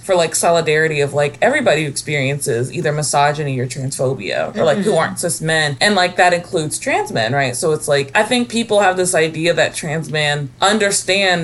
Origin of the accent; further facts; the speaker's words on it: Kentucky, United States; I'm really from Kentucky